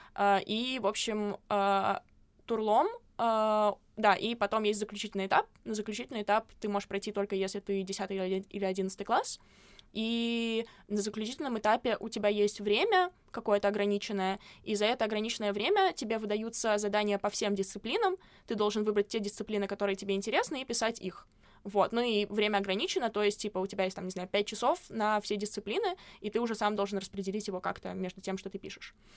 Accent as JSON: {"language": "Russian", "region": "Saint Petersburg", "country": "Russia", "said": "я не из Москвы, я из Питера"}